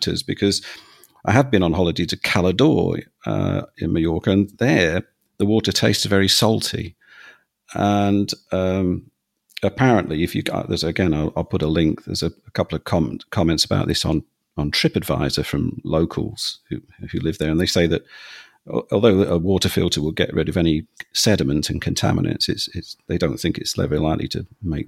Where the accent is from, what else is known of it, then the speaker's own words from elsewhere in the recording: London, United Kingdom; now in Bolton, United Kingdom; I'm from London, where the water is hard